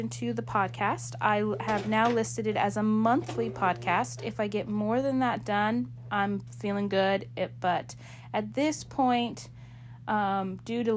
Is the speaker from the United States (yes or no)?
yes; Alaska, United States; my home state of Alaska